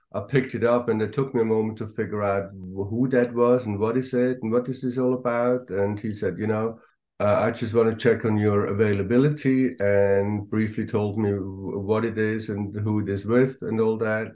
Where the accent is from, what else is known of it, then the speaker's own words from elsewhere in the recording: Switzerland; moved away as an adult; now in Los Angeles, United States; I'm from Switzerland and I live in LA, though. I've been living in Los Angeles for the last 30 years